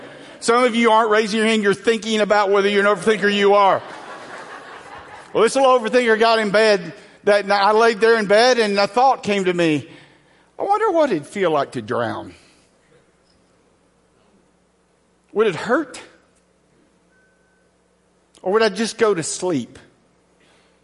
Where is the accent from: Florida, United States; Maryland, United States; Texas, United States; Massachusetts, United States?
Texas, United States; Angleton; I grew up in Southwest Texas, in a small town southwest of Houston called Angleton.